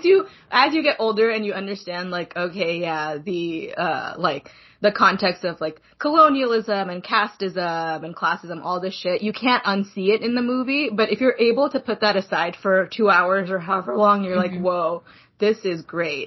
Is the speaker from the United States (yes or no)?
no; Pakistan; moved away; I'm from Pakistan.